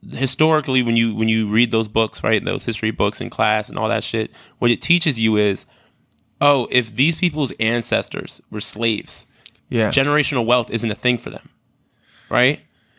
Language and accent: English; Brooklyn, New York, United States; And yeah, I'm from Brooklyn, where there's a bunch of brown kids.